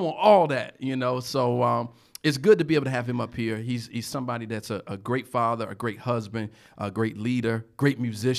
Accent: Portsmouth, Virginia, United States; I'm from Portsmouth.

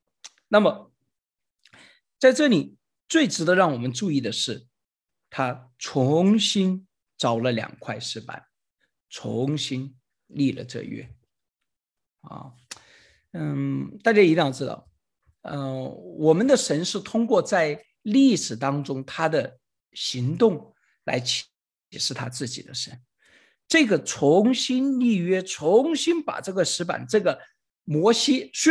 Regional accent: China; 实际上就相当于我们中国人说千千万万次一样

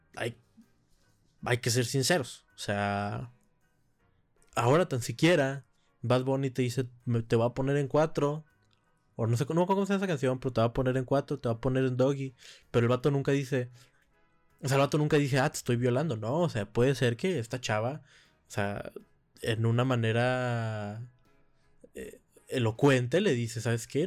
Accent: Monterrey, Nuevo León, Mexico; moved away; mi tierra natal, Monterrey

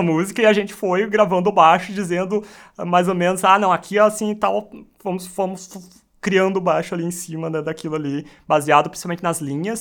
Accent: Taquara, Rio Grande do Sul, Brazil; Eu sou natural de Taquara

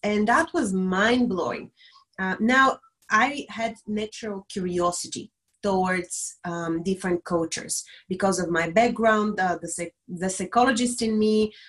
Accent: Bulgaria; moved away as an adult; now in Dublin, Ireland; I'm originally from Bulgaria, a small country in the Balkans

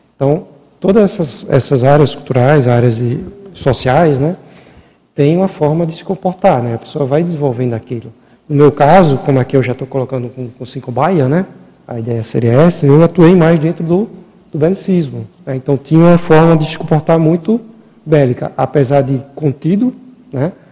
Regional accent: Maceió, Alagoas, Brazil; Mesmo morando, é, nascendo lá no Nordeste, lá, lá em Maceió

